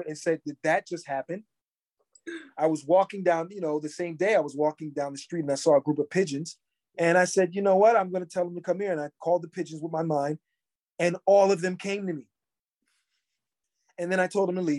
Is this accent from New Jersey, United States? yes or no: yes; Trenton, New Jersey, United States; when I was growing up in Trenton, New Jersey